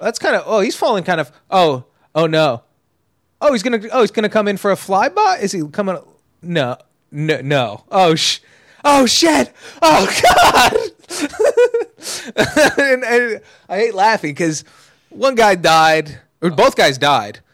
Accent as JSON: {"language": "English", "area": "Los Angeles area", "region": "California", "country": "United States", "tie": "born or raised there", "said": "I've been in L A my whole life"}